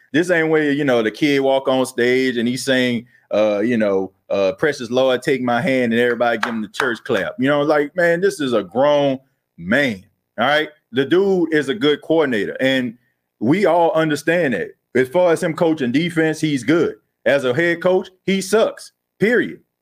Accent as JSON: {"language": "English", "town": "New Orleans", "region": "Louisiana", "country": "United States", "tie": "born or raised there", "moved": "yes", "lives_now": "Myrtle Beach, United States", "said": "I was born and raised in New Orleans, man. Grew up in the Night Ward area"}